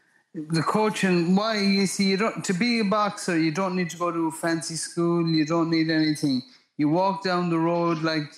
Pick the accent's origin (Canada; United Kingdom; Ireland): Ireland; Geesala, Connacht; moved away as an adult; now in United States; I was a kid from Gisala